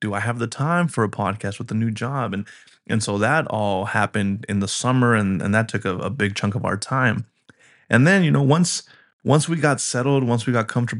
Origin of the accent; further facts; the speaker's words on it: Colorado, United States; You know, I'm from Colorado originally. And while I have moved around in my younger years, I didn't expect that to be something that was happening in this season of life.